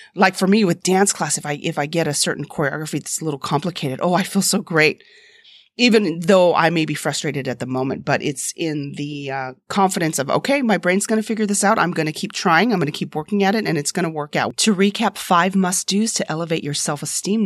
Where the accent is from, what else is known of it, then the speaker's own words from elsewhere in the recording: United States; I'm an American citizen